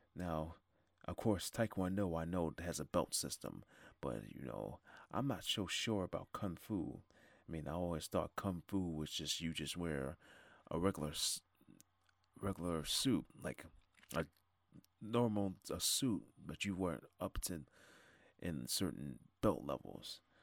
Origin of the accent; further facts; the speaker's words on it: Niagara Falls, New York, United States; I'm from Niagara Falls, New York